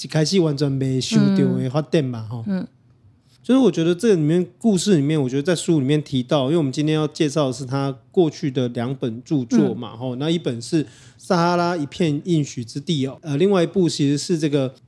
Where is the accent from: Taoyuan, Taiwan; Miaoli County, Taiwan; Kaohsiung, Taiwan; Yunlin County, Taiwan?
Taoyuan, Taiwan; 就算讲哦，连人桃园，因为我桃园人嘛，嗯，桃园的观音有一个草踏沙丘